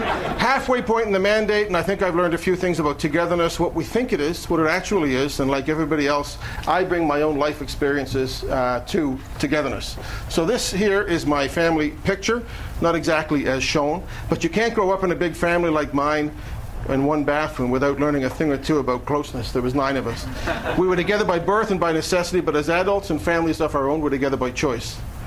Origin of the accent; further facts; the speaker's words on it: Halifax, Nova Scotia, Canada; we're from Halifax